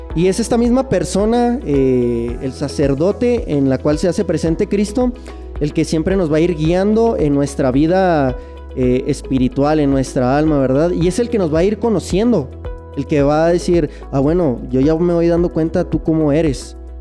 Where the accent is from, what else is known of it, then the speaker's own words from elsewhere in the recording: Chihuahua, Mexico; accent: norteño; soy de Ciudad meoki Chihuahua